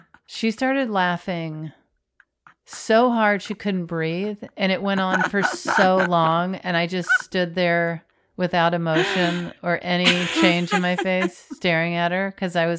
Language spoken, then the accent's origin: English; Florida, United States; And I'm from Florida.